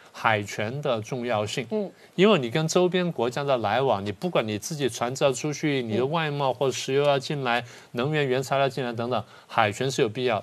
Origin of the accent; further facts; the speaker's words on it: Taiwan; 我们台湾人要想出这一点